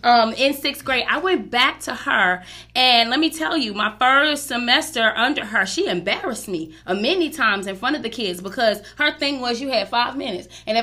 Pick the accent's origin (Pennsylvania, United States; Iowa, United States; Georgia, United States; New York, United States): New York, United States; New York City; I was born and raised in Brooklyn, New York